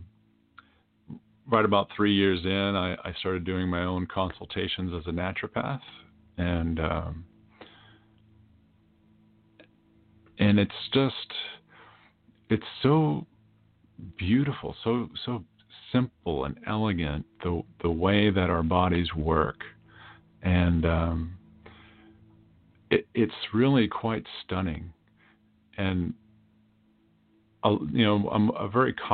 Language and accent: English; Millis, Massachusetts, United States; moved away; also born or lived in Washington, D.C.; my hometown of Millis, Massachusetts